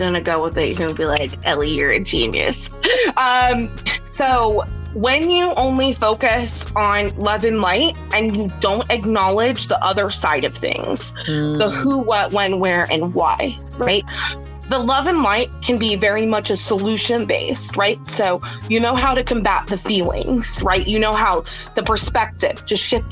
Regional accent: United States; I'm an American.

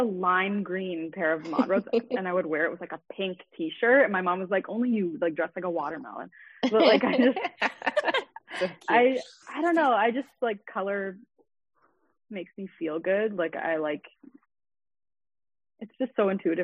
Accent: Richmond Hill, Ontario, Canada; also born or lived in Toronto; I was born in Toronto, but we moved to Richmond Hill when I was like 5, so I lived there for like until I was finished high school.

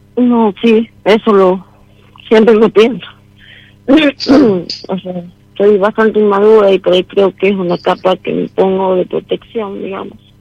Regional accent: San Miguel de Tucumán, Tucumán, Argentina; De San Miguel de Tucumán.

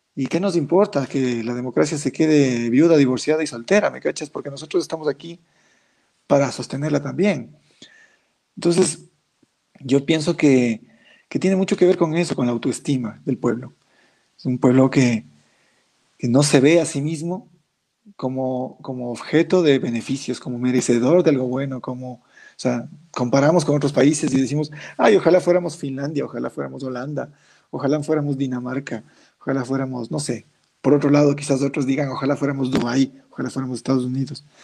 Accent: Ecuador; Ecuador, mi país, mi tierra

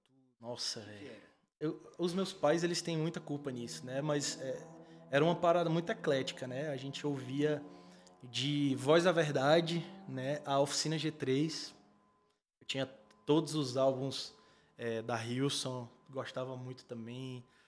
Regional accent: Padre Marcos, Piauí, Brazil; na minha infância, em Padre Marco, como vocês citaram, Padre Marcos é uma cidade de média de 5 mil habitantes

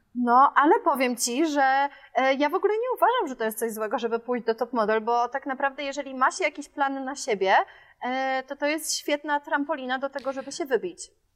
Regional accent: Warsaw, Masovian Voivodeship, Poland; moved away; Ja jestem z Żoliborza w Warszawie, więc my mamy obok, e, Lasek Bielański

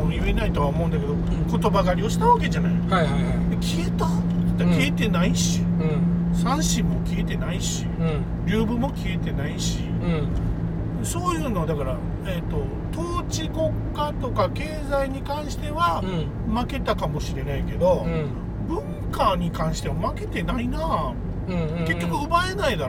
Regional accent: Okinawa, Japan; 中国になったりアメリカになったり日本になったりしたけど沖縄沖縄だし、うん普通に俺たちの親は、うん、 それを乗り越えてきたけど

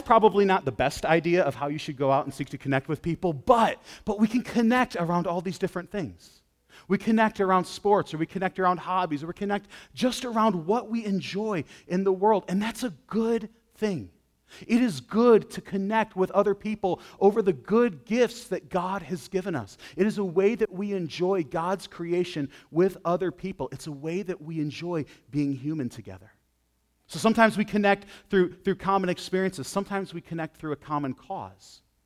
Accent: Western New York, United States; I grew up in Western New York

